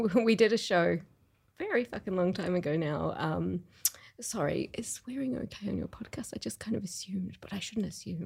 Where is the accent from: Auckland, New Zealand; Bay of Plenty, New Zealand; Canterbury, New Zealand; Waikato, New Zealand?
Bay of Plenty, New Zealand; Rotorua; now in Melbourne, Australia; I grew up in New Zealand.